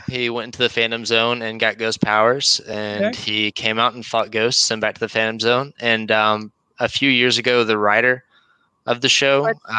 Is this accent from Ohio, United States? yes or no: no; Chattanooga, Tennessee, United States; So I'm from Chattanooga, Tennessee.